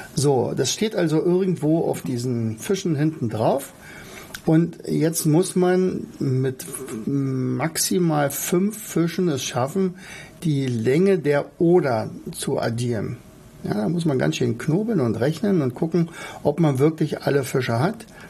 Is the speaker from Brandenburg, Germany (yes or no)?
yes; Oderberg, Brandenburg, Germany; ich komme ja aus Oderberg, ich bin ja ein Ur-Oderberger, also ein in Oderbeck geboren.